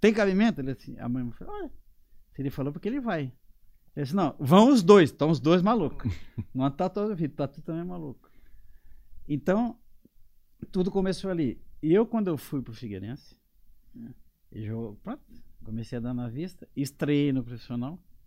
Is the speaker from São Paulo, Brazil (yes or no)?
no; Siderópolis, Santa Catarina, Brazil; moved away as an adult; now in Portugal; a minha vida começa em Siderópolis, de onde eu sou natural.